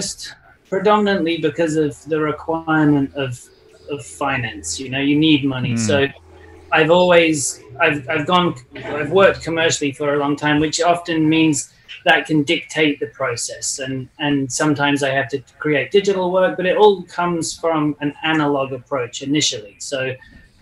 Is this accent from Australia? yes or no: no; England, United Kingdom; now in Los Angeles, United States; I come from England, currently live in Los Angeles